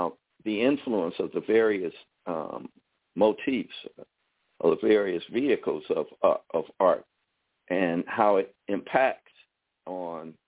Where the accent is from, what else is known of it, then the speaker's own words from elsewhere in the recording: Chicago, Illinois, United States; we grew up in Chicago at the time when it was very geographically segregated